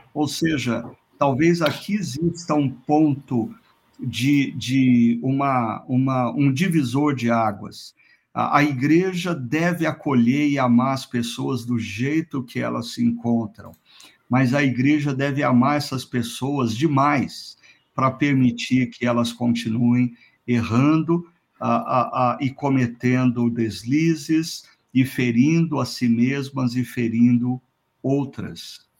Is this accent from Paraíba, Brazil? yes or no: no; Londrina, Paraná, Brazil; Londrina, minha terra natal